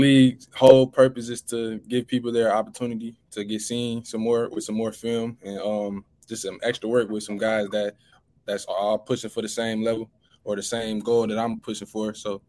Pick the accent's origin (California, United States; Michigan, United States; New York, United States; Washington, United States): Michigan, United States; You know, I'm from Michigan, so coming down here in the heat was one thing.